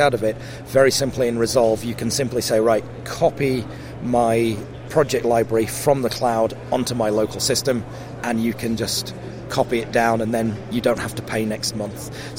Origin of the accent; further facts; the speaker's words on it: South Africa; also born or lived in Sheffield / London; now in Cheshire, United Kingdom; So I grew up in South Africa. And then when we moved back to the UK, we lived in Sheffield, which was sort of less broad an accent. And then, you know, I sort of lived for quite a long time in London, and now we live in a place in Cheshire